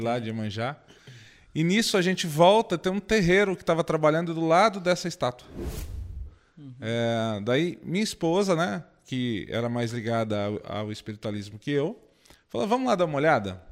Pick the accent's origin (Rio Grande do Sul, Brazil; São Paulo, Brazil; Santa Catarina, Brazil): São Paulo, Brazil; Indaiatuba; eu sou de Indaiatuba, volto para lá